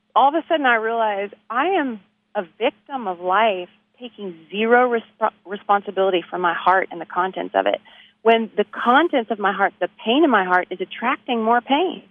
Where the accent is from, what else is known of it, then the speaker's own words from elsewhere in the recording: Abilene, Texas, United States; now in Nashville, United States; I'm from Abilene, Texas